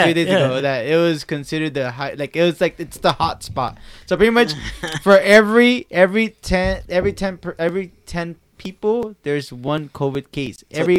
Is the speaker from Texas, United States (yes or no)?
no; Lynwood, California, United States; moved away as an adult; now in Orange County, United States; I'm born and raised in Linwood, Watts area, but not unfortunately, but I moved out to Orange County.